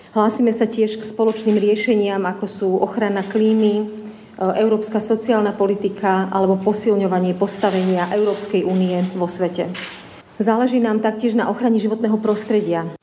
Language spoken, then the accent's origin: Slovak; Slovakia; nám, Slovakom a Čechom